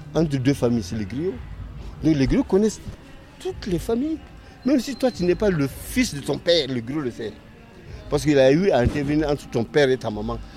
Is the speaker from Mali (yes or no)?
yes; Mali; chez nous au Mali